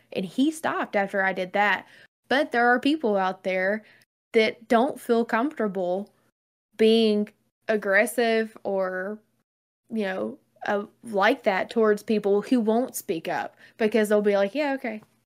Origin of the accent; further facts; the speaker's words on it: the South, Southern United States, United States; I'm Southerner and I talk simple